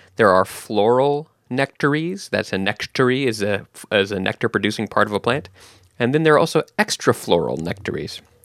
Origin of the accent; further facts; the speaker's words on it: Texas, United States; moved away; I grew up in Texas, and we have the blue bonnets there